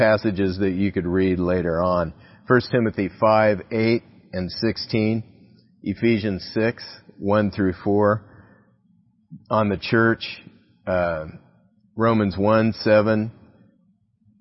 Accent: United States; Our power as American citizens

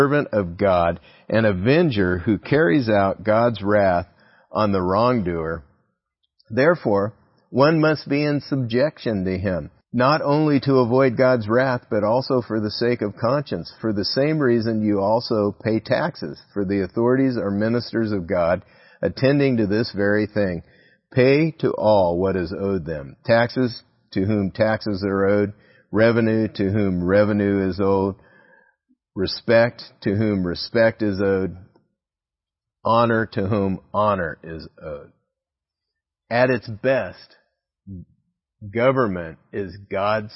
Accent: United States; Our power as American citizens

